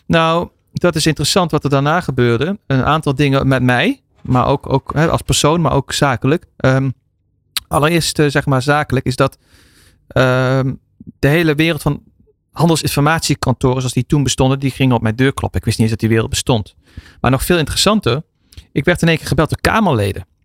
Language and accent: Dutch; Soerendonk, North Brabant, Netherlands; also born or lived in Eindhoven / Belgium; ik ben geboren in Eindhoven, opgegroeid onder de rook van Eindhoven Soerendonk